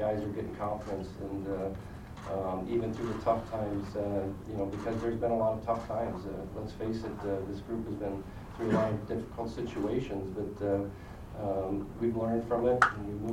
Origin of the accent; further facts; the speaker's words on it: South St. Paul, Minnesota, United States; growing up in Minnesota and South St. Paul